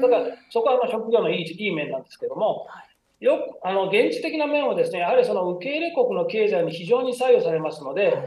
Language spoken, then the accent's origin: Japanese; Miyazaki, Japan; moved away; 私の地元は宮崎なんですけど